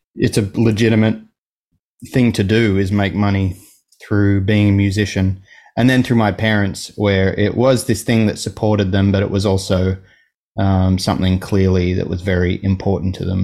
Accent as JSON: {"language": "English", "town": "Gosford", "region": "New South Wales", "country": "Australia", "tie": "born or raised there", "moved": "yes", "lives_now": "Sydney, Australia", "said": "I was born like an hour and a half north of here. um, in a, a town called Gosford."}